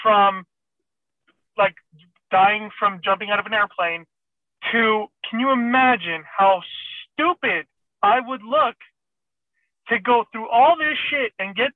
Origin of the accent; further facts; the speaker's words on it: Iran; English is a second language; moved away; I'm a foreigner, I'm from Iran